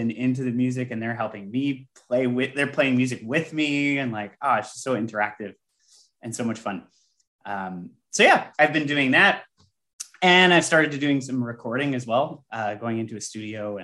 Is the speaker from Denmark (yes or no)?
no; Canada; I'm Canadian